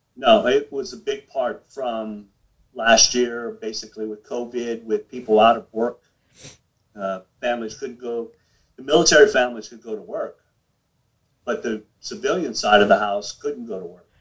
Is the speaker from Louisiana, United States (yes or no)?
yes; New Orleans, Louisiana, United States; I grew up in New Orleans